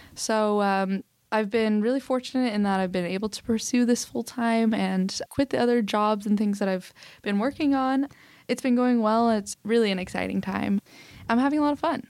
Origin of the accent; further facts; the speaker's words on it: Oklahoma City, Oklahoma, United States; I was born in Oklahoma City, Oklahoma